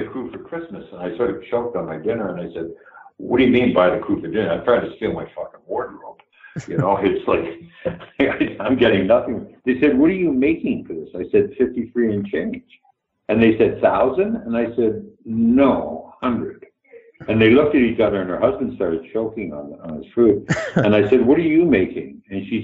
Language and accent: English; Canada; moved away; Canada was a very, very green, very new place, and I'm so grateful I come from there.